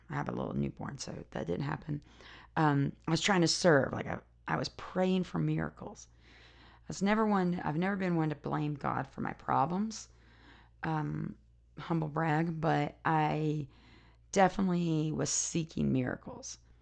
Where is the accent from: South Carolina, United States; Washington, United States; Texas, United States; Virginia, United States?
South Carolina, United States; now in Utah, United States; I live in Utah now, but I grew up in South Carolina.